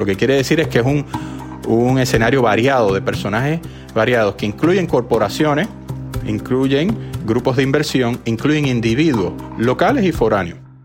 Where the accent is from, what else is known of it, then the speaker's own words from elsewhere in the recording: Puerto Rico; somos una colonia de los Estados Unidos